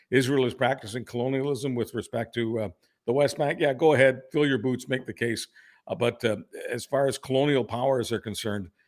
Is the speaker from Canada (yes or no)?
yes; Canada; I, I as a Canadian, I'm always embarrassed about some of the stuff that is in our